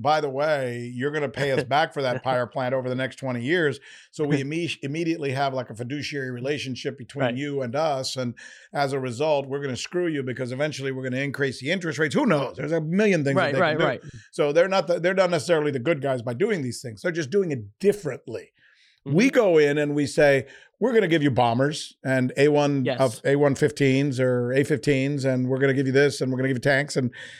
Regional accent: United States; As an American, would I be willing to give up all of these creature comforts that I have?

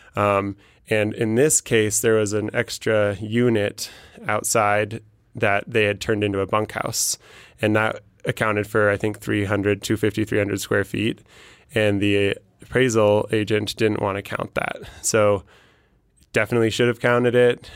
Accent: Denver, Colorado, United States; I'm from Denver

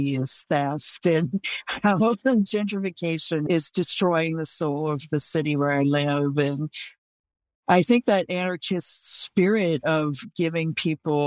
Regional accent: Oakland, California, United States; I grew up in Oakland

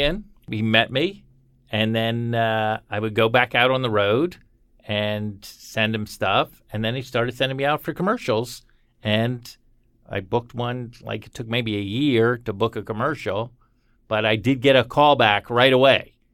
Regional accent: Florida, United States; I'm from Florida.

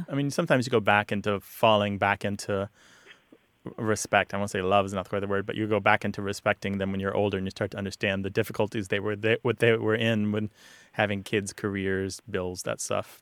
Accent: Missouri, United States; moved away; I'm originally from Missouri

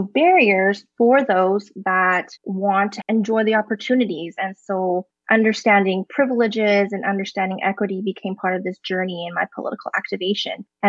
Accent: Alberta, Canada; also born or lived in Hong Kong; I grew up in Alberta attending public school

